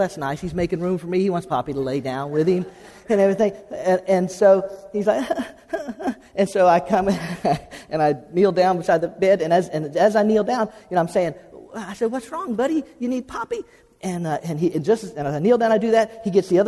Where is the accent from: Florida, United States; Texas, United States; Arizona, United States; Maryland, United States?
Florida, United States; South; I grew up in South Florida